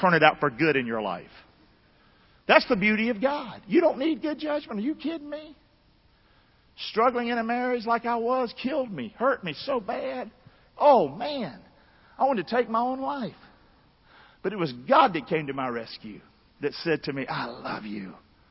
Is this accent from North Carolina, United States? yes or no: yes; Rockingham, North Carolina, United States; moved away; I'm from Rockingham, 109 River Road, Rockingham